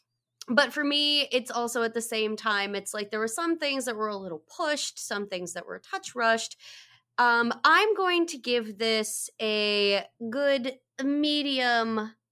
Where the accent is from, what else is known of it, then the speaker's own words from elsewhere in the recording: West Virginia, United States; Wait, I'm from West Virginia.